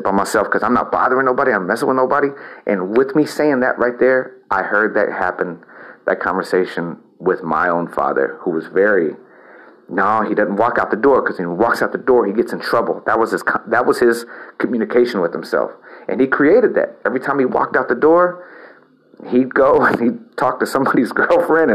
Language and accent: English; El Campo, Texas, United States; moved away; also born or lived in Houston, Texas / Austin, Texas; my experience in my hometown of El Campo was toxic